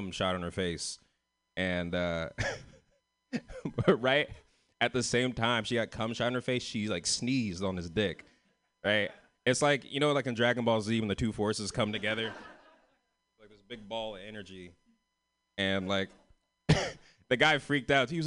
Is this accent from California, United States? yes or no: yes; San Francisco, California, United States